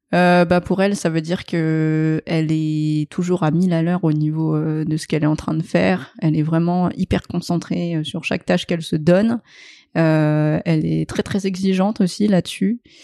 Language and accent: French; France; also born or lived in Vietnam; mes parents sont français